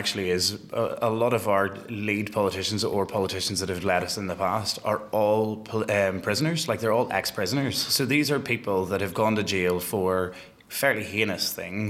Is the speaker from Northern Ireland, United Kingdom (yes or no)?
yes; Northern Ireland, United Kingdom; growing up in Northern Ireland as a gay person.